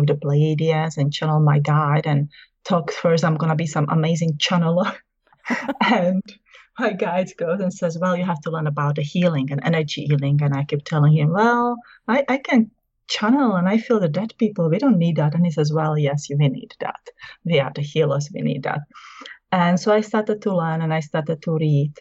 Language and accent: English; Czechia; English is a second language; moved away as an adult; now in South Carolina, United States; I was born in the former Czechoslovakia, now Czech Republic